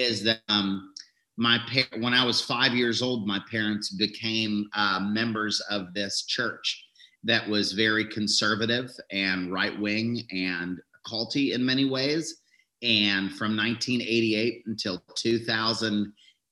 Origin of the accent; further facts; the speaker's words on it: Pittsburgh, Pennsylvania, United States; moved away as an adult; I was born in Pittsburgh. And I lived there